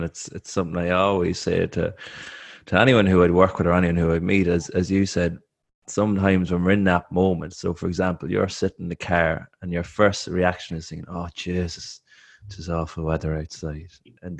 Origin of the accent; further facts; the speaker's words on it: Ireland; I'm an Irish athlete. I'm running on a track.